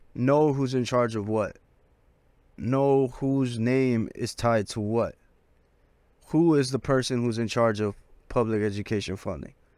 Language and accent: English; Los Angeles, California, United States; I'm from South Central